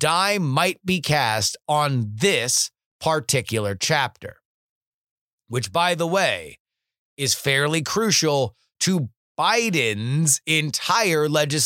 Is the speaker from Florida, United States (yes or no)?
yes; South Florida, United States; Growing up in South Florida